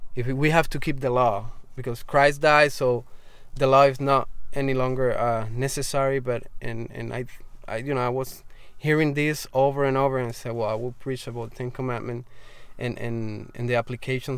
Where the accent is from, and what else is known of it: Arroyo, Puerto Rico; born or raised there